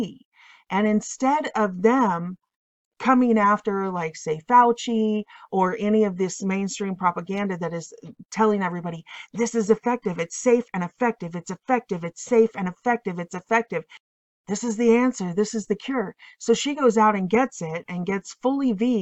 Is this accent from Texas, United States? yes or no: no; Illinois, United States; I am from Illinois